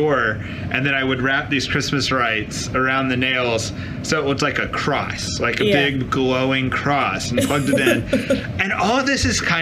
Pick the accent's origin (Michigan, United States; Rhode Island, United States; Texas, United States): Texas, United States; Dallas; moved away; I'm from Dallas